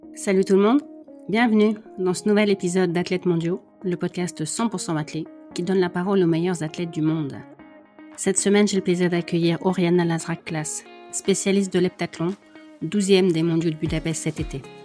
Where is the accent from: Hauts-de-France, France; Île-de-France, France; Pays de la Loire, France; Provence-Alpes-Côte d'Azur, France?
Hauts-de-France, France; the Nord; moi je suis du Nord, on a les mêmes clichés hein, sur euh, la pluie